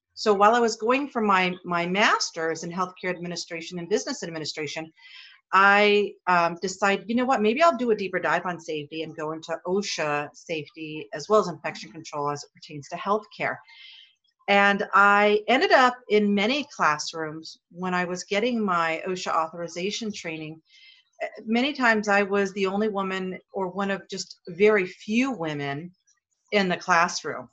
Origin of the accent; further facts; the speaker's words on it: Hawaii, United States; I grew up here in Hawaii.